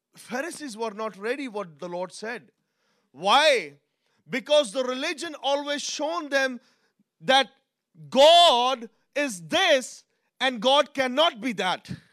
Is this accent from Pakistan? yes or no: yes; Pakistan; I'm from Pakistan, I'm brought up in a different culture